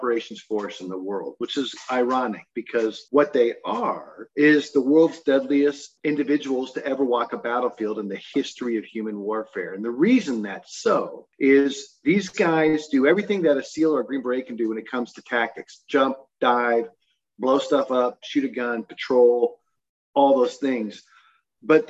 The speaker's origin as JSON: {"language": "English", "region": "Utah", "country": "United States", "tie": "born or raised there", "also_born_or_lived": "Newport Beach, California", "said": "I grew up in mostly in Utah. I went to high school here, but I was born and early raised down in Newport Beach, California. But Utah is really home"}